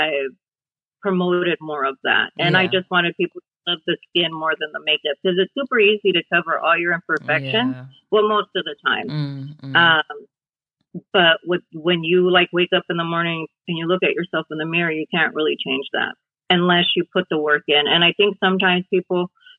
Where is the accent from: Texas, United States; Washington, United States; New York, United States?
Washington, United States; Pasco; now in Prosser, United States; I grew up in Pasco, Washington. And I lived there most of my life.